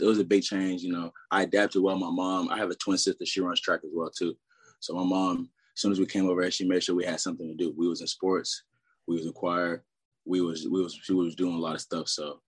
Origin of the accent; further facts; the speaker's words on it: Austin, Texas, United States; I was raised majority in Austin, Texas. Went to high school out there, Vistoris High School, 6A.